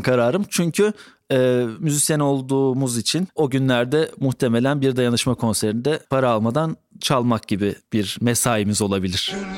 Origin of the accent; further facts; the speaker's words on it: Black Sea Region, Turkey; Ben de Karadenizliyim